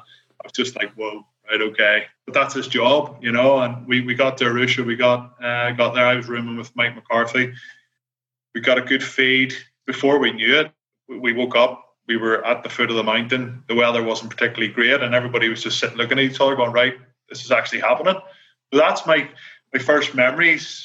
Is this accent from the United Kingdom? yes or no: yes; Belfast, Northern Ireland, United Kingdom; accent: Belfast; my Belfast accent